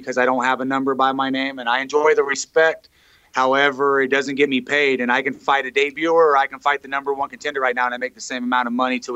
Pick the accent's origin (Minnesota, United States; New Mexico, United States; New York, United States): New Mexico, United States; Edgewood; I grew up in New Mexico, yep, about 30 minutes from here in a little town called Edgewood in Moriarty, just over the mountain here.